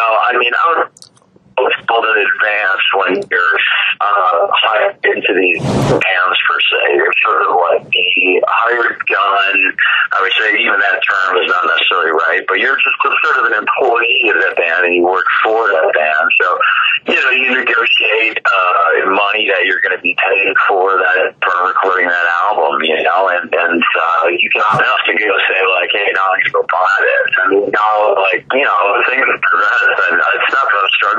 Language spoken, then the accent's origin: English; Chicago, Illinois, United States; I grew up in Chicago